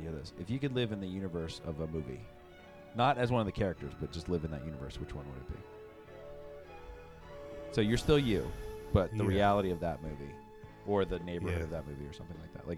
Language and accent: English; United States; I'm American